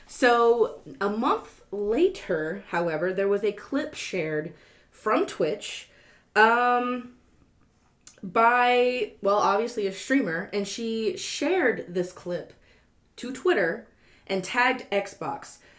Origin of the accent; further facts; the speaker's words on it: Louisiana, United States; We're from Louisiana, and we never learned how to read.